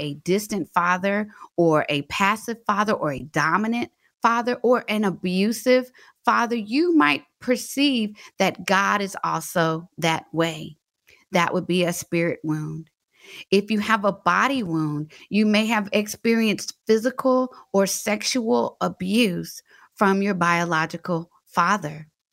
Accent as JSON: {"language": "English", "town": "Fort Worth", "region": "Texas", "country": "United States", "also_born_or_lived": "Atlanta", "moved": "as an adult", "said": "I'm from Fort Worth, Texas"}